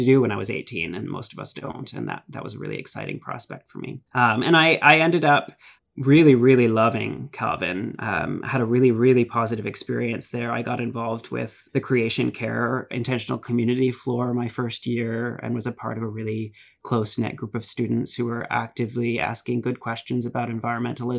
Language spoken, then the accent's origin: English; Ajax, Ontario, Canada; also born or lived in British Columbia / Acton, Ontario; started his first church in Ajax Pickering Crossroads CRC, which was really sort of where most of my memories of church as a child are from